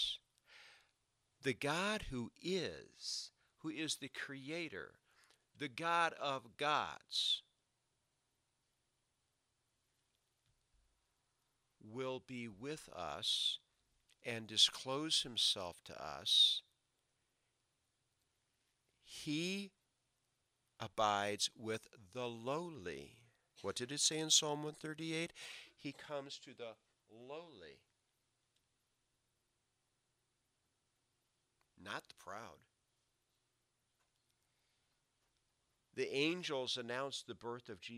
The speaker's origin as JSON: {"language": "English", "town": "Rochester", "region": "New York", "country": "United States", "tie": "born or raised there", "moved": "yes", "said": "I grew up did half my growing up in Rochester, New York. We lived in a suburb of Rochester called Arundequoit."}